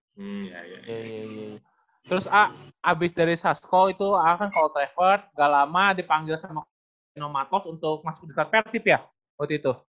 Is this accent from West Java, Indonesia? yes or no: yes; Bandung, West Java, Indonesia; sebagai si perwakilan orang Bandung